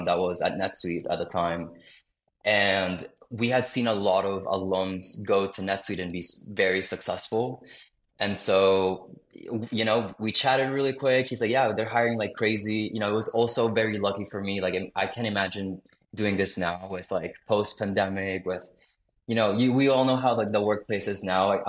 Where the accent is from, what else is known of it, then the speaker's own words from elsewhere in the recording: South Florida, United States; moved away as an adult; I grew up in Florida, I went to college in Florida